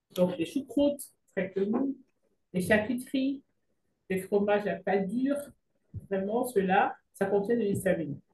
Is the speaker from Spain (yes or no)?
no; Cameroon; moved away; also born or lived in Belgium; je suis originaire du Cameroun